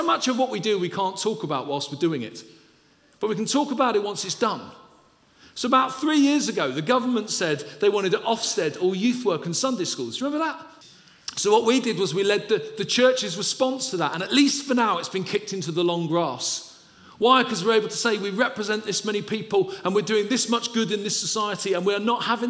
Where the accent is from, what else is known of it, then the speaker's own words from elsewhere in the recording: London, United Kingdom; I'm originally from Peckham in South London